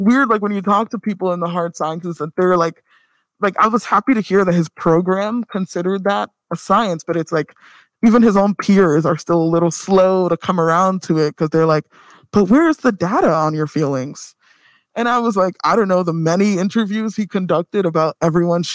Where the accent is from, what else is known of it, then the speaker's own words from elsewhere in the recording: Nigeria; I'm Nigerian